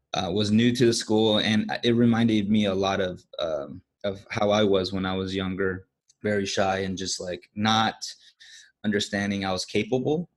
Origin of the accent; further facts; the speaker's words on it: California, United States; moved away as an adult; also born or lived in Korea; now in Singapore; I am from the States, uh, California specifically